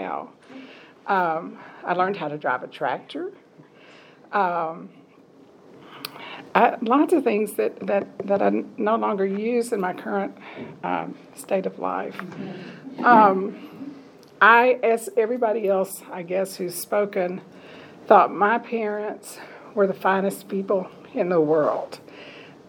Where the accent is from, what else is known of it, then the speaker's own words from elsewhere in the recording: Bedford County, Tennessee, United States; I was born in Bedford County